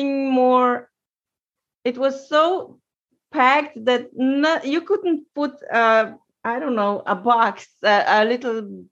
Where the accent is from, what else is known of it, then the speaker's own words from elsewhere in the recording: Slovenia; I'm from Slovenia